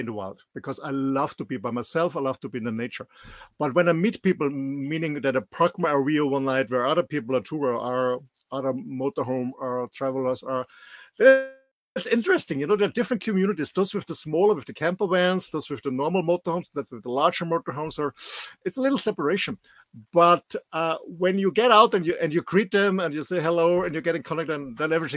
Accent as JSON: {"language": "English", "country": "Austria", "tie": "born or raised there", "also_born_or_lived": "West Coast, United States / Indonesia / Mallorca, Spain", "second_language": "English", "moved": "as an adult", "said": "I'm born in Austria, raised in Austria, went to school here"}